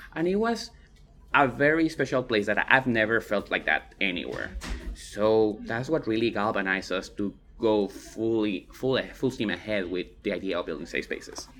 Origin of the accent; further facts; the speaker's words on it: Guatemala; now in Austin, United States; I'm from Guatemala, but I pass as white